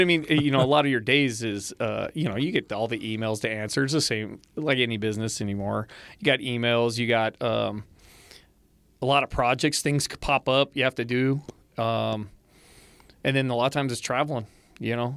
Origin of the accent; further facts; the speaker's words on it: West Coast, United States; moved away; I come from the West Coast.